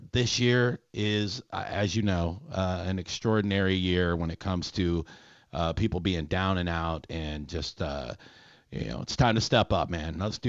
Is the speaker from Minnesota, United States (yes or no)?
yes; Minnesota, United States; Oh, yeah, I'm from Minnesota.